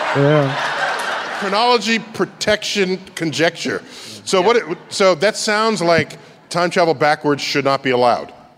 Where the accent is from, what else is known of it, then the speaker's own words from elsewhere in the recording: New York, United States; This is my hometown.